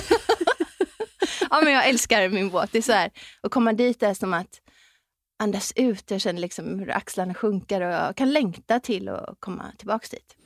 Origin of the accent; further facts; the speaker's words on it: West Coast, Sweden; så är jag uppväxt på västkusten